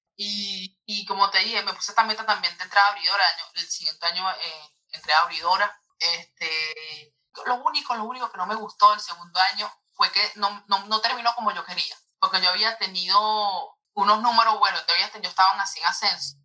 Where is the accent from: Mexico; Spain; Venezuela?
Venezuela; moved away as an adult; now in United States; de aquí de mi colegio en Venezuela